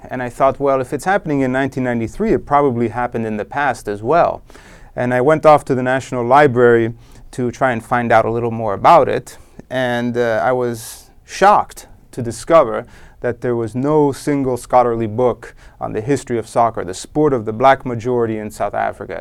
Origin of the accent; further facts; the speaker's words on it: Rome, Lazio, Italy; I was born in Rome, Italy, in nineteen seventy, and I grew up there.